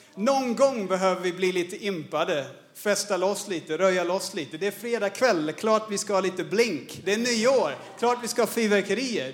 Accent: Australia; Swedish is a second language; moved away as an adult; also born or lived in Örebro, Sweden / Paraguay / Birmingham, England; now in Stockholm, Sweden; jag född och uppvuxen i Australien. Jag flyttade hit som 20-åring

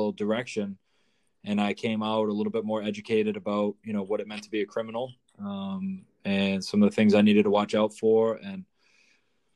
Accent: north of Boston, Massachusetts, United States; up near Boston, Mass, a little north of Boston

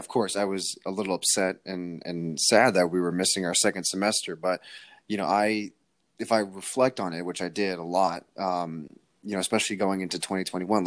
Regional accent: Connecticut, United States; we're both from Connecticut

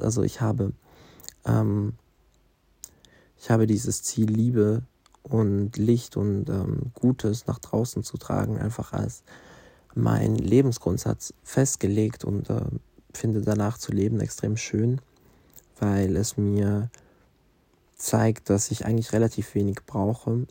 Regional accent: Basel, Basel-Stadt, Switzerland; accent: Swiss German; first language Swiss German; durch meine Heimatstadt laufe, Basel entdecke ich

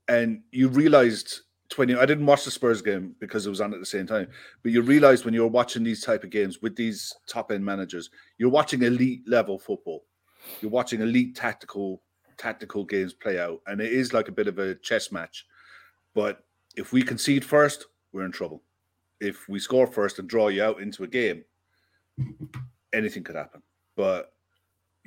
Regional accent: Ireland; also born or lived in Bristol; I live in Ireland, I'm from Ireland

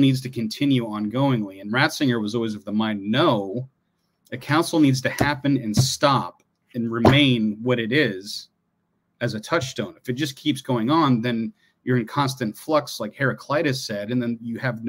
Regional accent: Columbus, Ohio, United States; We're both from Ohio. I was born in Columbus, Ohio

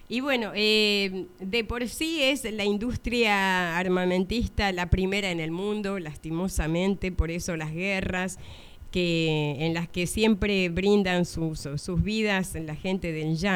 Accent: Argentina; Como argentino en el exterior, eh, podés hacerlo si, si querés.

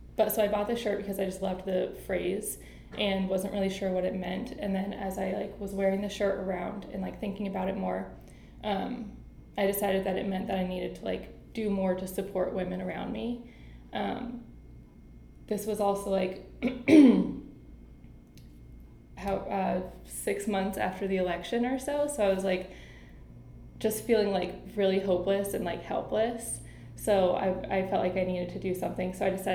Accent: North Carolina, United States; born there; now in Cleveland, United States; I think that since I was born in North Carolina, I've always been in love with water.

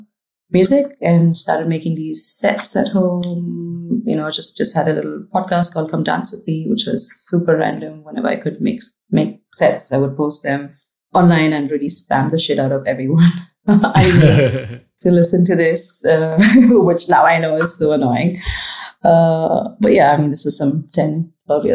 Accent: Pune, Maharashtra, India; also born or lived in Chennai; now in Dubai, United Arab Emirates; I am from Pune, which is close to Mumbai, southeast of Mumbai. It's called the Oxford of the East. Lots of universities and schools. So like a really young town. That's where I grew up

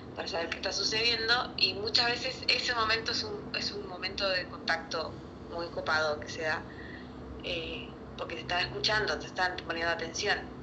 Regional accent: Chile; now in Buenos Aires, Argentina; fue en mi pueblo, de hecho, en Chile

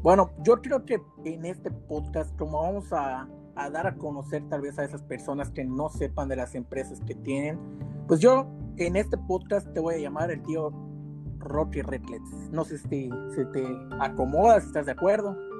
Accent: Yucatán, Mexico; soy yucateco

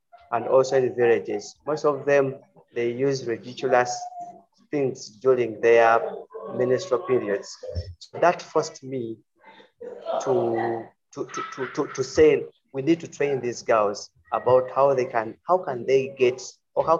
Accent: Uganda; I'm from Uganda. We are in East Africa.

